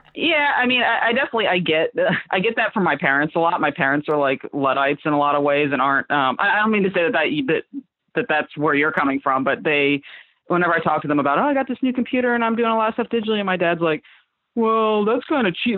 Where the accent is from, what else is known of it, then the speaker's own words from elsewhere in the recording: Fort Myers, Florida, United States; moved away as an adult; now in Philadelphia, United States; I'm from Fort Myers. It's like a little town. Well, it's it's getting bigger now. It was smaller when I grew up in the in the outskirts of it